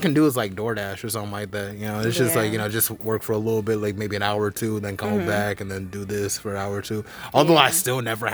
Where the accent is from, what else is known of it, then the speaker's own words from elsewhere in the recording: Charlotte, North Carolina, United States; That's the place I grew up